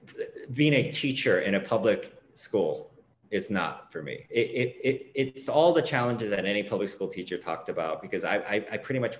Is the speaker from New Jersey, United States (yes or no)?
no; Los Angeles, California, United States; moved away as an adult; now in New York, United States; I was born and raised in Los Angeles, California, in that area called Sawtelle, Japantown now. I all public education. I've never been a private college or institution. Went to LA Public Schools